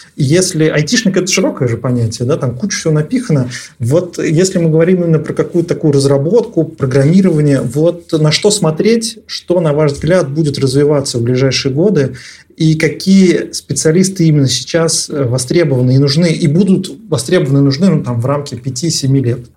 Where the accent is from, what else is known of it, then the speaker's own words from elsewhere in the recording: Nizhny Novgorod, Nizhny Novgorod Oblast, Russia; moved away; я родился и вырос в Нижнем Новгороде